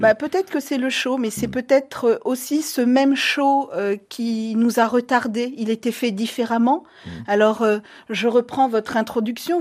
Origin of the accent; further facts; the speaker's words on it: Guinea; moved away as an adult; also born or lived in Paris, France; je suis née en Guinée d'une mère euh, franco euh, libano-guinéenne et d'un père français. J'ai été expulsée de Guinée